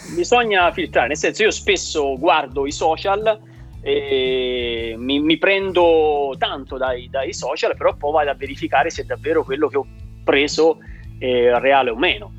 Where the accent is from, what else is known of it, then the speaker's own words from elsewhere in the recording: Tuscany, Italy; da toscano lavoro prettamente la zona del Chianti Classico